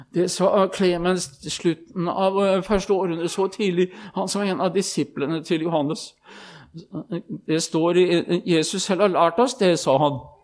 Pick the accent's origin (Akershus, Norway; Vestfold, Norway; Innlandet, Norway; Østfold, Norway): Østfold, Norway; hjemme i Østfold